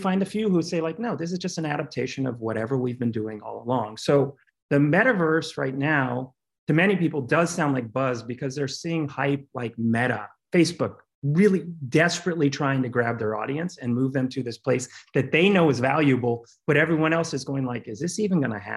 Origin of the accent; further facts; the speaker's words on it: Cincinnati, Ohio, United States; moved away; also born or lived in Brooklyn, New York; I grew up in Cincinnati to a very creative household full of composers, artists, choreographers.